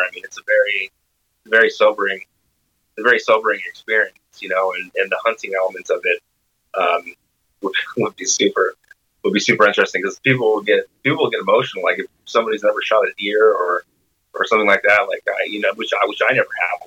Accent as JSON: {"language": "English", "region": "Arizona", "country": "United States", "also_born_or_lived": "Washington", "moved": "yes", "lives_now": "Seattle, United States", "said": "I'm from Arizona"}